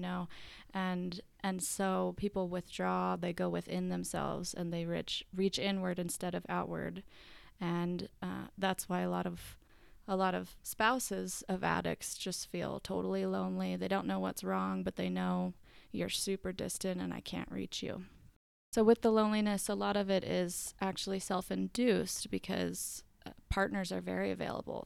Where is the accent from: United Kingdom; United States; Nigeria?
United States; Marietta, Georgia; now in Utah, United States; I'm from Marietta, Georgia, live in Utah